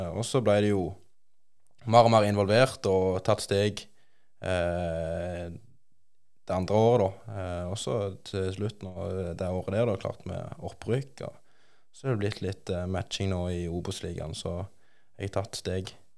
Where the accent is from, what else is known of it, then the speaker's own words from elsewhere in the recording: Bryne, Rogaland, Norway; komme fra, fra Bryne